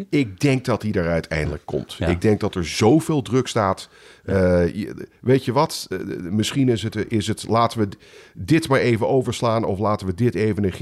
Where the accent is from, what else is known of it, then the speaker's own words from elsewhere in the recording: Netherlands; now in United States; ik, als Nederlander zeg je, waar